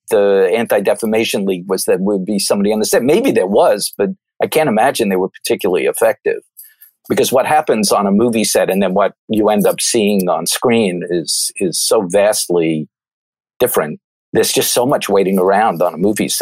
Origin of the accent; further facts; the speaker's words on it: Merrick, New York, United States; I grew up in Merrick, Long Island